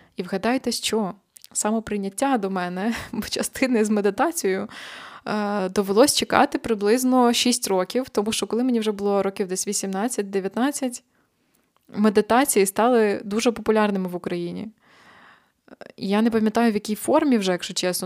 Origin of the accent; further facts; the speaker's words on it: Ukraine; now in Poland; я українка